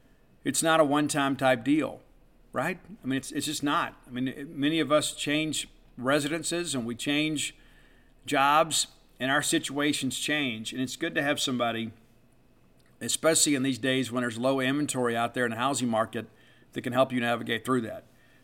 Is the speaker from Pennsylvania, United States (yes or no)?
no; Mississippi, United States; I am grateful to be a Mississippian. I love growing up in Mississippi.